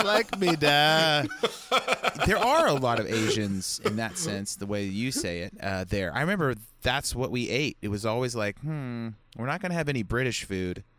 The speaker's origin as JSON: {"language": "English", "country": "United States", "said": "as an American"}